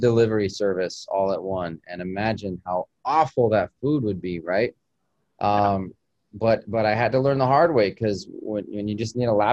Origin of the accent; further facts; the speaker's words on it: Albuquerque, New Mexico, United States; moved away as an adult; now in Miami, United States; I grew up in Albuquerque, you know, the great Southwest